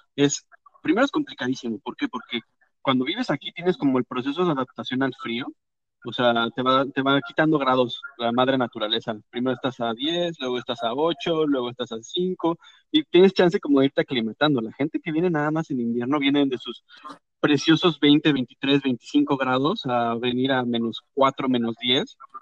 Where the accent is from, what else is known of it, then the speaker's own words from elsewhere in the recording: Mexico; moved away as an adult; now in Canada; mexicanos nos enseñan que nos tenemos que poner capa y capa y capa y capa y capa de ropa para quitarnos el frío